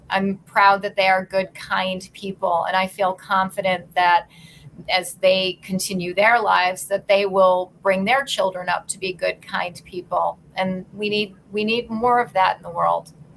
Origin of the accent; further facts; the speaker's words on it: Endicott, New York, United States; also born or lived in Rochester, New York; now in New York City, United States; I grew up in in right around Binghamton, New York, in a very small town called Endicott